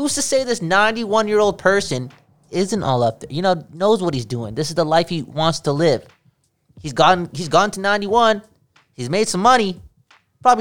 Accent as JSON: {"language": "English", "country": "Canada", "said": "We're Canadian."}